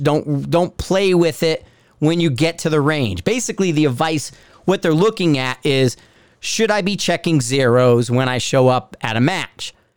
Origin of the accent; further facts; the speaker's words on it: Bridgeport, Connecticut, United States; also born or lived in Fairfield County, Connecticut; now in Denver, United States; I'm from Bridgeport